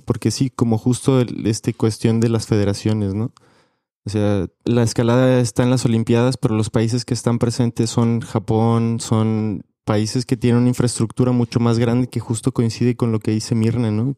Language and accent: Spanish; Mexico; Como escaladores mexicanos